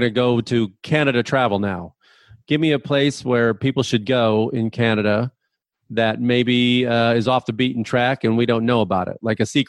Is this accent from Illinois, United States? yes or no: yes; Chicago, Illinois, United States; moved away; I grew up in Chicago, so I got 30 years of that under my belt.